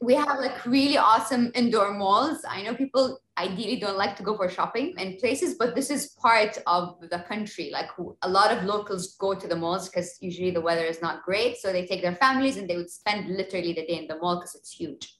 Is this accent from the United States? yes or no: no; Kuwait; I'm from Kuwait. Parents, grandparents, mom and dad, both sides are, are also from Kuwait. So we're all from here